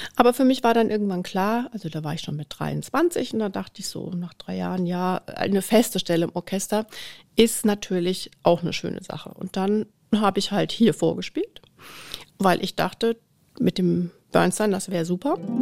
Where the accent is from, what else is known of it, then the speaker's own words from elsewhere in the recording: near Dortmund, North Rhine-Westphalia, Germany; moved away as an adult; now in Munich, Germany; Also ich bin in der Nähe von Dortmund groß geworden